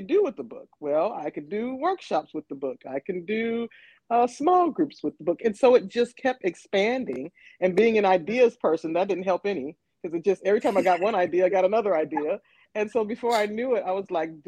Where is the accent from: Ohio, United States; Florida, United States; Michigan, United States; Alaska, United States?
Michigan, United States; Flint; moved away as an adult; now in Nashville, United States; I am originally from Flint, Michigan, but I have been living in Nashville, Tennessee for 10 plus years now.